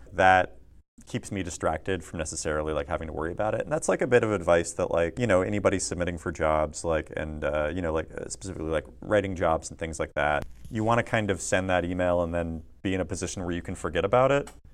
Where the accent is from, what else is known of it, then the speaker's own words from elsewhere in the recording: Tulalip Indian Reservation, Washington, United States; moved away as an adult; now in Los Angeles, United States; I grew up on the Tulalip Indian Reservation in Washington State.